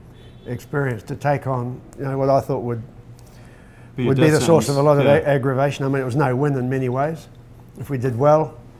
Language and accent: English; New Zealand; moved away as an adult; also born or lived in Australia; now in Japan; being a Kiwi